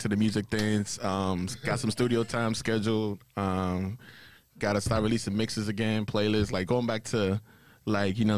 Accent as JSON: {"language": "English", "country": "Nigeria", "tie": "born or raised there", "moved": "yes", "lives_now": "United States", "said": "I was born in Nigeria. Came over to the States in 2001"}